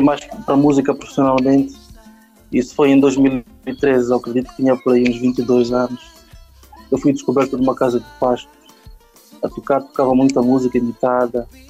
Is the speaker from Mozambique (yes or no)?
yes; Nampula, Mozambique; now in Maputo, Mozambique; Eu nasci em Nampula, mas depois fomos morar para Namela, um distrito do, lá, lá da Zona Norte, de Nampula